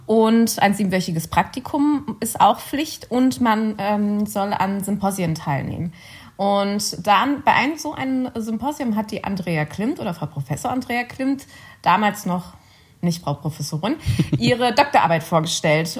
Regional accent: Cologne, North Rhine-Westphalia, Germany; moved away as an adult; also born or lived in Bonn; now in Vienna, Austria; Ich bin Kölnerin

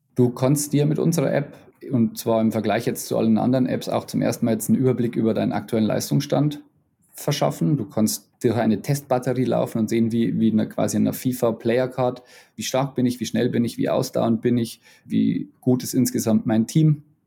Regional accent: Bavaria, Germany; accent: Bavarian; meinen bayerischen Akzent

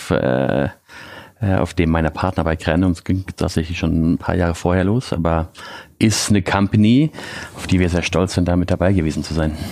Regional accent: Bavaria, Germany; ich bin äh, aufgewachsen äh, in, in Bayern bei meiner Mutter.

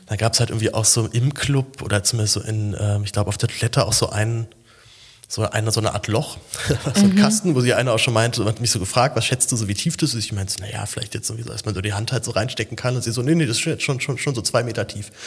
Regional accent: Berlin, Germany; Ich, als Berliner haut mich sowas ja nicht so komplett um

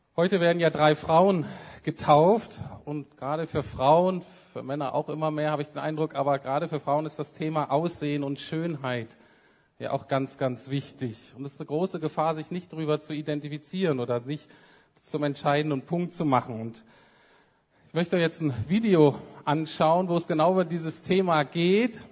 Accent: Bremen, Germany; moved away as an adult; also born or lived in Heidelberg / England; ich bin in Bremen aufgewachsen, viertes von fünf Kindern

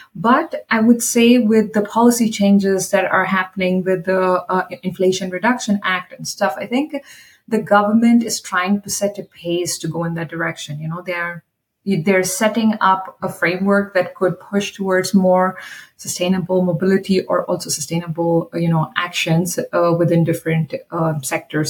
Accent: India; I am from India

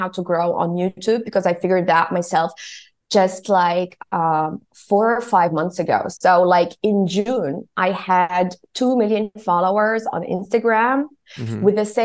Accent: Tunisia; also born or lived in South Africa / Istanbul; now in Germany; I was born and raised in Tunisia

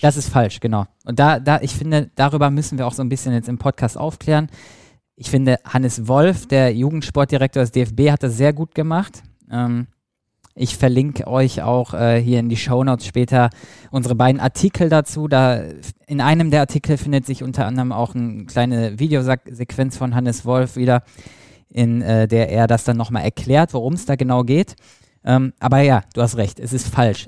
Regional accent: Selm, North Rhine-Westphalia, Germany; komm ja aus Selm

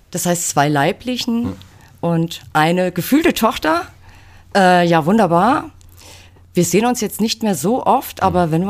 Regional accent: Großenlüder, Hesse, Germany; also born or lived in Fulda; Also ich bin in Fulda geboren und in Großenlüder Müs

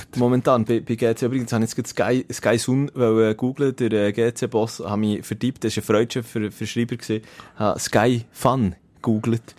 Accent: Switzerland; bei uns in der Schweiz

